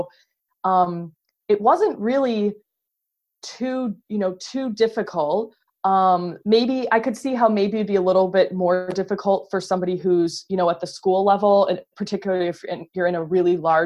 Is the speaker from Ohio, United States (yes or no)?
yes; Ohio, United States; I grew up in Ohio